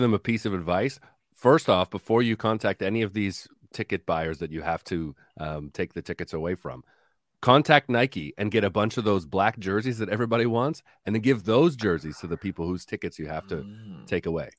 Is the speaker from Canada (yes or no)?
yes; Canada; we as as Canadian soccer supporters and observers